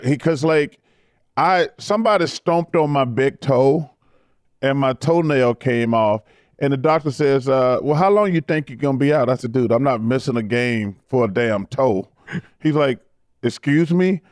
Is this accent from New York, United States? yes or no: no; Leeds, Alabama, United States; my hometown